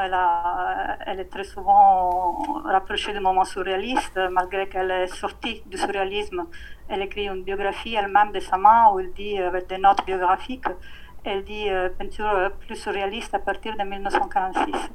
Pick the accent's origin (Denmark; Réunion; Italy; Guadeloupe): Italy; French is a second language; also born or lived in Paris; Je travaille à l'Académie des Beaux-Arts à Palerme, en Italie, qui est mon pays natal.